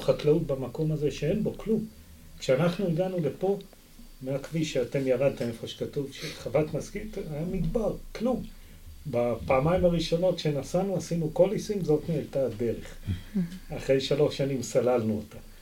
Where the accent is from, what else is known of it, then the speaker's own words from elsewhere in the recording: Israel; also born or lived in Kibbutz Yagur / Arava; נולדתי בקיבוץ, אבל גדלתי את רוב חיי במושב, ועבדתי בערבה בתור ילד